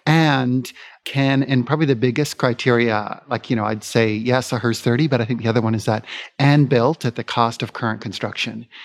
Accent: Vancouver, British Columbia, Canada; moved away as an adult; now in Phoenix, United States; I've been born and raised in Vancouver

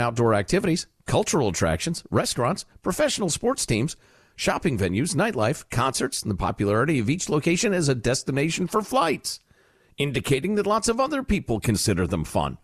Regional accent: Chicago, Illinois, United States; my hometown of Chicago

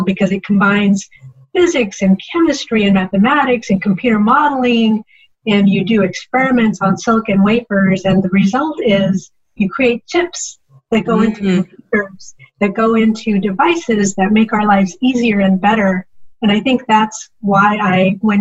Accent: Chicago, Illinois, United States; English is a second language; I was born in the United States in Chicago, but like a lot of immigrant families, I didn't learn how to speak English until I started kindergarten

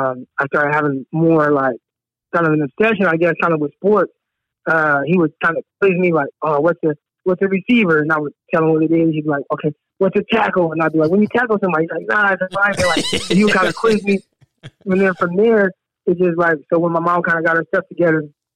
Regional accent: Scottsdale, California, United States; because I grew up in Scottsdale, California, and my most of my family are from San Jose.

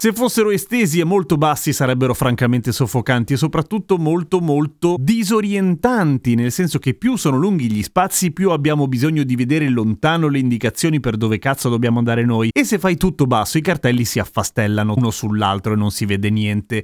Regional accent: Milan, Lombardy, Italy; io che sono di Milano mi ricordo perfettamente da bambino che l'aeroporto di Linate sembrava una specie di fermata della metropolitana

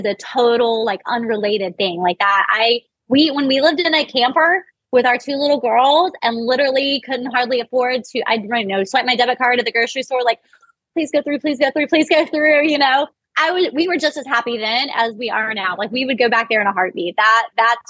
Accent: Missouri, United States; I'm from Missouri

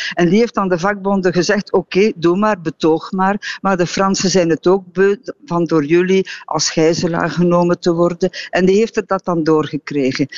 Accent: Belgium

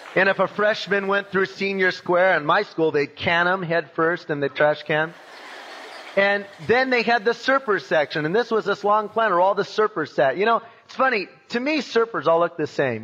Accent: Long Beach, California, United States; I was born in Long Beach in 1952

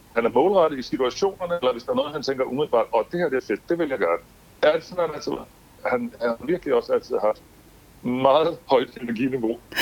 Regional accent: Aarhus, Central Denmark Region, Denmark; Jeg er født i Aarhus

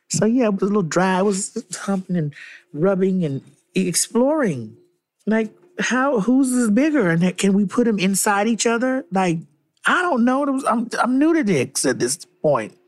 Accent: Miami, Florida, United States; I'm from Miami, guys, and I lived through Hurricane Andrew.

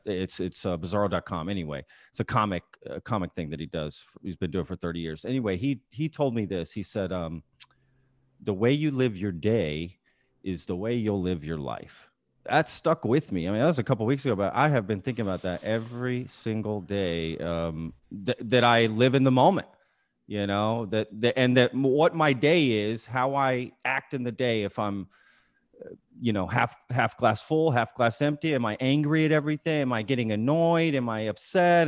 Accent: Dallas, Texas, United States; also born or lived in Austin; I grew up here in the Dallas area

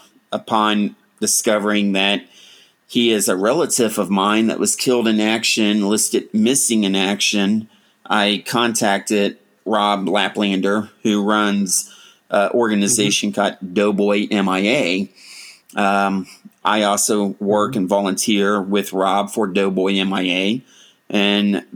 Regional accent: Ohio, United States; born or raised there

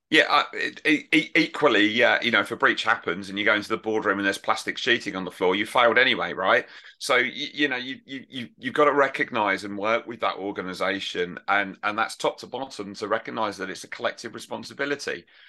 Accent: United Kingdom; I'm right over from the United Kingdom

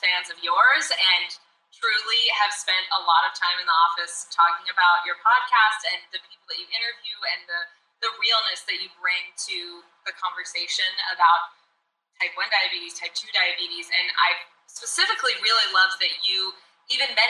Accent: Arkansas, United States; moved away as an adult; now in Los Angeles, United States; I am originally from Arkansas. I grew up in a small town in America.

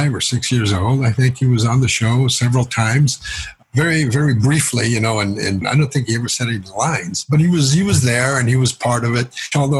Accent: California, United States; moved away as an adult; also born or lived in Los Angeles; now in New York, United States; I was born in California, but we had family on both sides of the border of U.S. in Baja, California

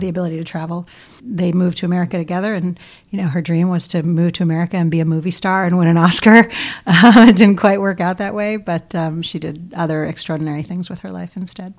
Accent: New York City, New York, United States; born and bred in New York City, Upper West Side, Manhattan

